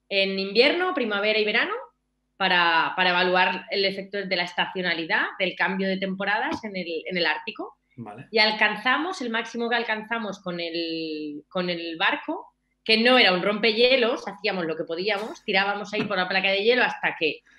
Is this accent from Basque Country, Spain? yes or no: no; Albacete, Castilla-La Mancha, Spain; Que yo en realidad soy de Albacete, eh, yo soy de Albacete. El jamón me lo llevo de Albacete, me lo llevaba en aquel momento de Albacete y el queso.